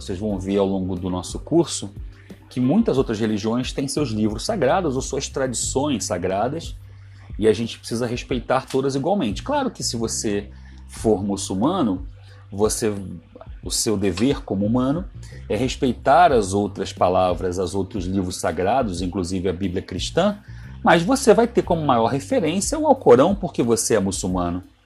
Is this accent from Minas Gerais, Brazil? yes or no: no; Ceará, Brazil; moved away; also born or lived in São Paulo / Rio de Janeiro; Eu sou cearense